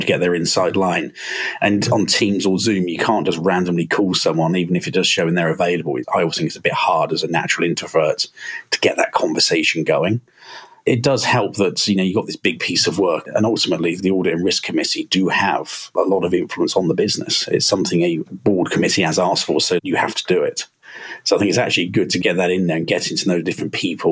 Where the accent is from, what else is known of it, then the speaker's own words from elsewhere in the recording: Berkshire, South East England, United Kingdom; now in Manchester, United Kingdom; I'm originally from Berkshire. I live in Manchester now and work for